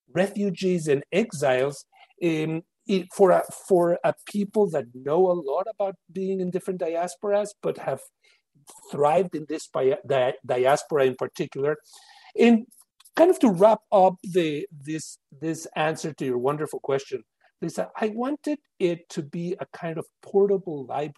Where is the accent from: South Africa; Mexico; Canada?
Mexico; I came from Mexico, and I, in some ways, reversed the pattern of immigration that my Yiddish-speaking grandparents had done there, escaping pogroms and the economic difficulty.